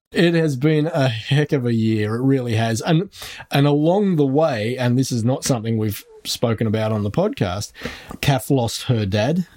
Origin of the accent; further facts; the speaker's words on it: Australia